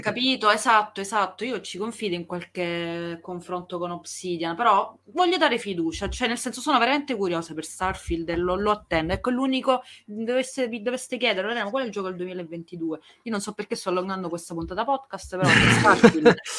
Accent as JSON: {"language": "Italian", "country": "Italy", "accent": "Italian", "said": "il mio accento smaccatamente italiano"}